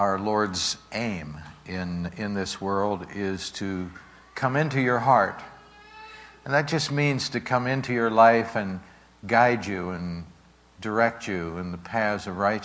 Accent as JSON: {"language": "English", "town": "Pittsburgh", "region": "Pennsylvania", "country": "United States", "tie": "born or raised there", "said": "growing up in Pittsburgh, my sister and myself, in the Sheridan section of Pittsburgh"}